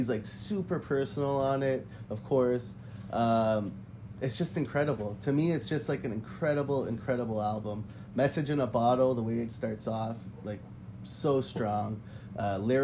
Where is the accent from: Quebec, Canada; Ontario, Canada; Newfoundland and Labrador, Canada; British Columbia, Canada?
Quebec, Canada; Montreal; I'm from Montreal